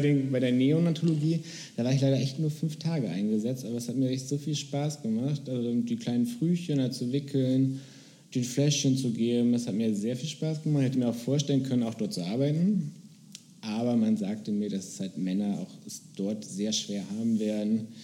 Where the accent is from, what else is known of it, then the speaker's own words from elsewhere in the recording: Bremen, Germany; now in Berlin, Germany; ich komme aus Bremen tatsächlich